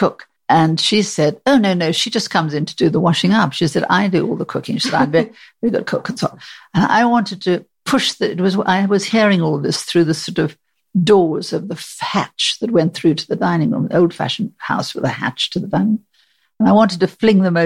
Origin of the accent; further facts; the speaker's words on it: South Africa; moved away as an adult; now in United Kingdom; I came from South Africa